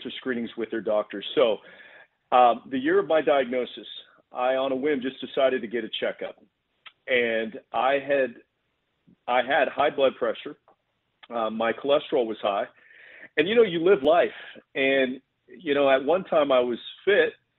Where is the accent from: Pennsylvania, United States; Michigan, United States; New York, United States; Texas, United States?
Texas, United States; I'm from Texas.